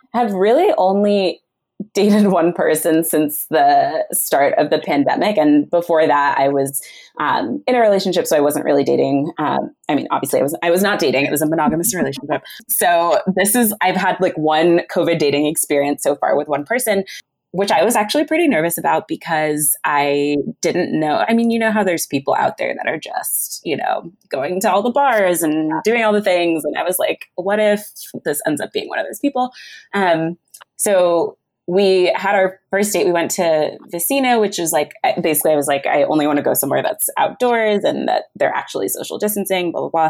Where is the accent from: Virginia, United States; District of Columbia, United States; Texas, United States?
Virginia, United States; Northern; moved away as an adult; also born or lived in New Zealand / Ghana (family); now in North Carolina, United States; My family's from Ghana and I was born in New Zealand, but I mostly grew up in the DC area. So that's pretty much where I call home, Northern Virginia, or NOVA